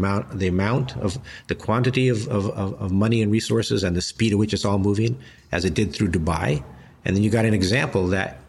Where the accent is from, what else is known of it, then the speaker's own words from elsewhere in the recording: Los Angeles, California, United States; growing up in Los Angeles